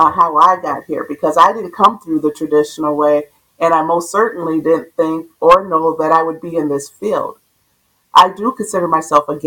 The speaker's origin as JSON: {"language": "English", "town": "Minneapolis", "region": "Minnesota", "country": "United States", "tie": "born or raised there", "said": "I grew up in South Minneapolis."}